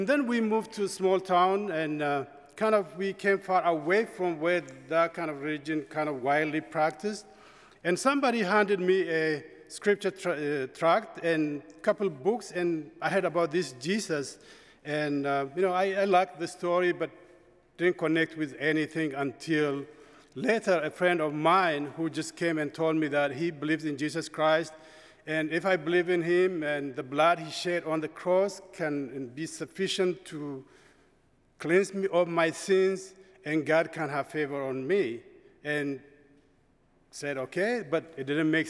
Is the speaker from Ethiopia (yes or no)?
yes; Ethiopia; moved away as an adult; I'm from Ethiopia, and I grew up in Ethiopia, born and raised